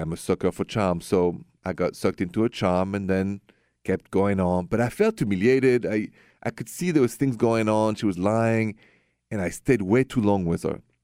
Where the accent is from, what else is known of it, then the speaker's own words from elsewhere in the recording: France; moved away; I'm from France